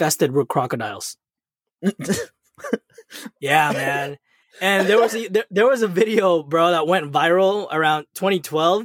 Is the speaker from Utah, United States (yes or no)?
no; National City, California, United States; Growing up in National City.